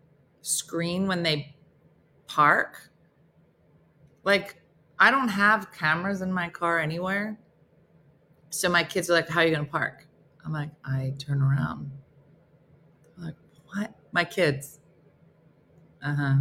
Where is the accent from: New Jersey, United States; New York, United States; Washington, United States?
New Jersey, United States; I'm from New Jersey